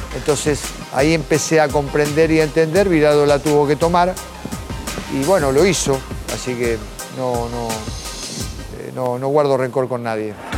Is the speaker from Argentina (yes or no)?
yes; Tapiales, Buenos Aires Province, Argentina; yo nací en la capital, pero cuando nos mudamos fuimos a Tapiales. Y, bueno, fui a un club, Juvencia de Tapiales. Me crié ahí, de chiquitito